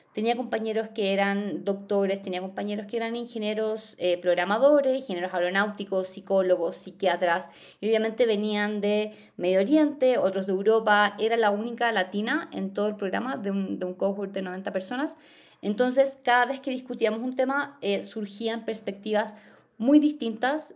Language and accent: Spanish; southern Chile, Chile; Yo más encima soy del sur de Chile